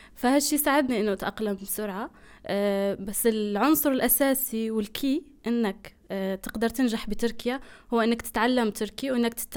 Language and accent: Arabic; Algeria; moved away as an adult; now in Turkey; جزائرية الجنسية مقيمة في تركيا من آه، سبع سنين تقريبا